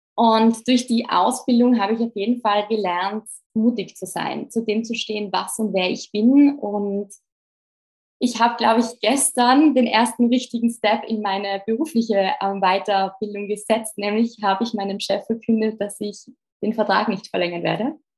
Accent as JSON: {"language": "German", "town": "Innsbruck", "region": "Tyrol", "country": "Austria", "tie": "born or raised there", "also_born_or_lived": "Vienna, Austria", "moved": "as an adult", "lives_now": "Brussels, Belgium", "said": "ich bin eigentlich aus Österreich, war die einzige Österreicherin"}